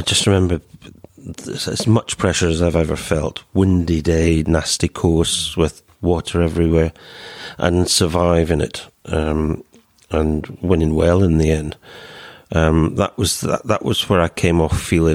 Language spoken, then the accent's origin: English; London, United Kingdom; also born or lived in Scotland; born in London, played for England, lived in England for 50-odd years, but heart and roots in Scotland.